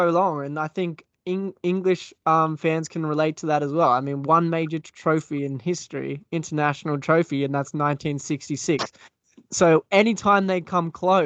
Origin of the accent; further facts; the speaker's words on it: Australia; as an Aussie